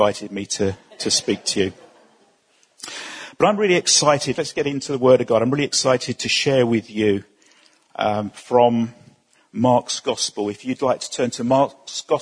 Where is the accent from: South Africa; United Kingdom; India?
United Kingdom; Essex, East of England; we come from Essex